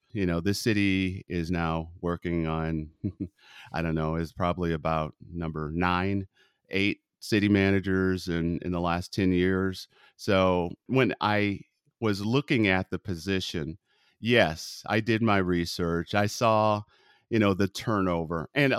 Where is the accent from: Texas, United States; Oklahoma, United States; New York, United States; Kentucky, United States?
Texas, United States; moved away; And imagine, I came from Texas to Northern California, the shock that I felt.